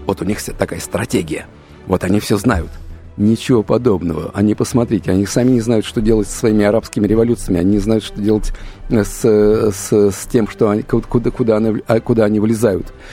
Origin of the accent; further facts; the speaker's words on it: Russia; у нас русских